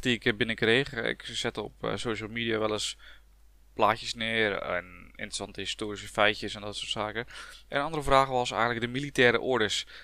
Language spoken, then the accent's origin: Dutch; Dordrecht, South Holland, Netherlands; Ik ben een blanke Hollander, uh, zullen jullie misschien gehoord hebben. Eh, ook letterlijk Hollander, want ik kom uit Dordrecht